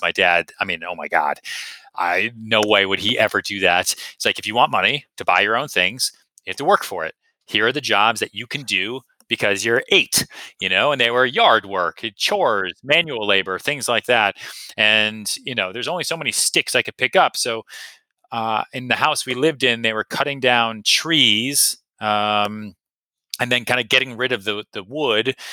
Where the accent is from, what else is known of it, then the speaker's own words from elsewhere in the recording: Massachusetts outside Boston, United States; I grew up in Massachusetts outside Boston